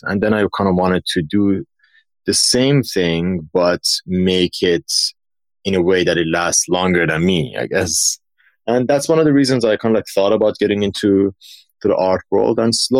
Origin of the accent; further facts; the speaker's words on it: Dubai, United Arab Emirates; also born or lived in Iran; So I grew up in Dubai. No, moving to Dubai from Iran was such a culture shock for me. Like I moved there when I was like around 11.